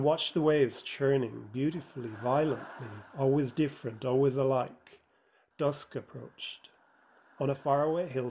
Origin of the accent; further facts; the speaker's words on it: Ireland; as one who growing up in Ireland never felt like he fit